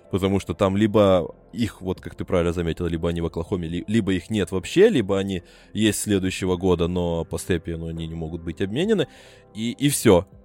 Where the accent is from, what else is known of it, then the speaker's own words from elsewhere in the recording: Brovary, Kyiv Oblast, Ukraine; я обычный броварчанин, украинец.